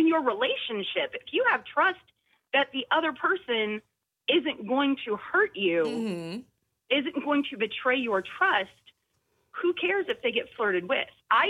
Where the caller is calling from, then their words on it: Goose Creek, South Carolina, United States; Goose Creek.